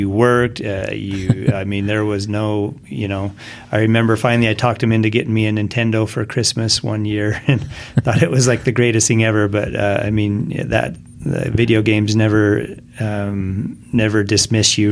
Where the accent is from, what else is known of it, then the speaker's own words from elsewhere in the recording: Grantsville, Utah, United States; also born or lived in Erda, Utah; I grew up in Grantsville